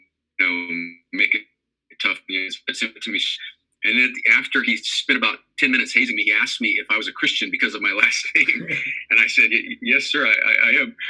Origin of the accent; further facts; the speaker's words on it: El Centro, California, United States; moved away as an adult; also born or lived in New York; now in Columbus, United States; I'm from Southern California. I grew up on a little border town called El Centro